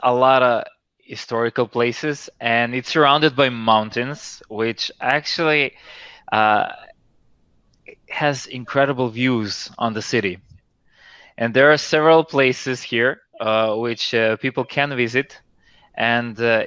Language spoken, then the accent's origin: English; Serbia; moved away as an adult; now in Albania; I am actually from Serbia